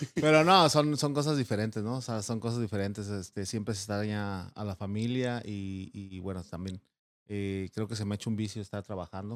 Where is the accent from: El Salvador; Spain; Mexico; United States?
Mexico; Mexico City; moved away; Yo soy originario de la Ciudad de México.